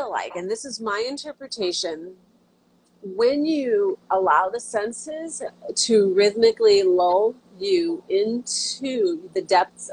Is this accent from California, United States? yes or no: yes; Santa Clara, California, United States; moved away as an adult; also born or lived in Santa Cruz, California; now in Hawaii, United States; I was born and raised in Santa Clara, California